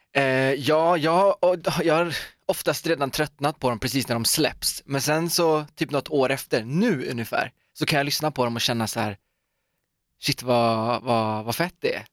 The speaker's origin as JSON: {"language": "Swedish", "town": "Uddevalla", "region": "Västra Götaland", "country": "Sweden", "tie": "born or raised there", "said": "Torp är ju då det här liksom fantastiska stora köpcentrumet i min hemstad Uddevalla"}